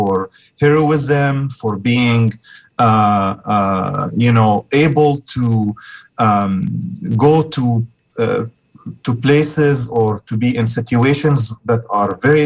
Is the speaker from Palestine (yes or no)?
yes; Gaza, Gaza Strip, Palestine; I grew up in Palestine, in Gaza